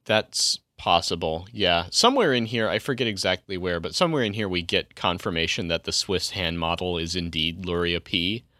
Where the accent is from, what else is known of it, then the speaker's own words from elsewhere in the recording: Colorado, United States; my home state in Colorado